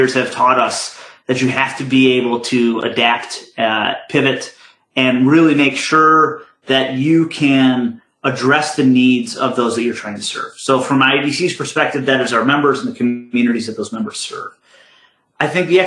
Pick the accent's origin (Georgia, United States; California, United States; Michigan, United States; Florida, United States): Michigan, United States; moved away; the state of Michigan, which is my home state